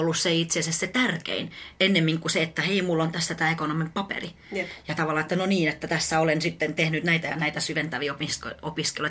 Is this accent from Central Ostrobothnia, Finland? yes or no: no; Espoo, Uusimaa, Finland; also born or lived in Helsinki / Tampere; mä oon helsinkiläinen itse asiassa alun perin... Ö, tota, mä oon asunut Mankkalla 18 vuotta.